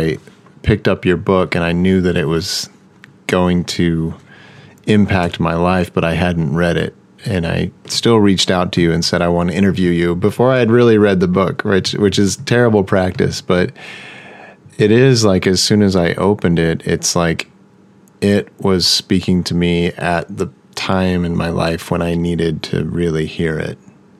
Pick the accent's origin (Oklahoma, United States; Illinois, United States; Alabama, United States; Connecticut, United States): Oklahoma, United States; I grew up in Oklahoma.